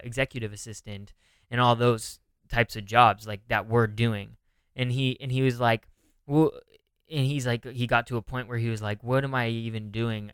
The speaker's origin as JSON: {"language": "English", "region": "California", "country": "United States", "moved": "yes", "lives_now": "New York, United States", "said": "I'm from California"}